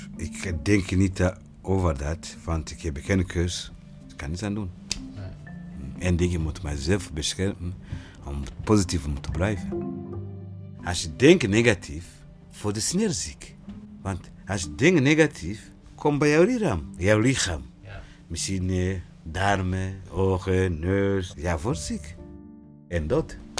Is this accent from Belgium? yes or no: no; Burundi; Dutch is a second language; moved away as an adult; now in Utrecht, Netherlands; Ik uit Burundi, een grens precies van Congo.